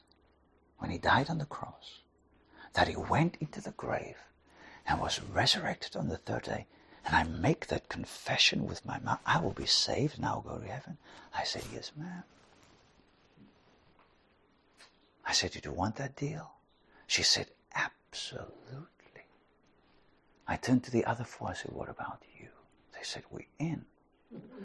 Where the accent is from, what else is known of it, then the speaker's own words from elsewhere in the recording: South Africa; I'm from South Africa